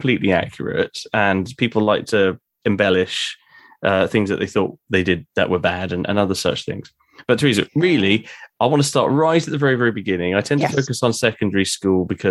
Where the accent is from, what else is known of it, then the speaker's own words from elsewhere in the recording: Winchester, South East England, United Kingdom; accent: Hampshire; myself and my sister grew up, you know, speaking like Hampshire folk